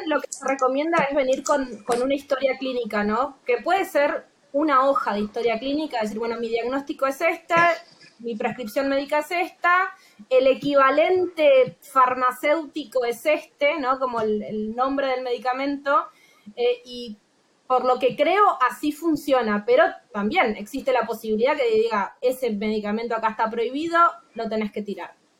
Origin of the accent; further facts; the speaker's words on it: Misiones, Argentina; moved away as an adult; now in Norway; en Argentina yo soy de Misiones, que es en el interior, en la frontera con Paraguay y Brasil